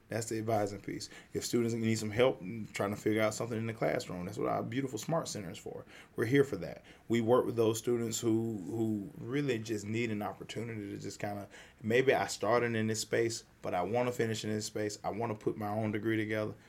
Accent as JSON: {"language": "English", "region": "the South", "country": "United States", "said": "I'm, I'm a Southerner"}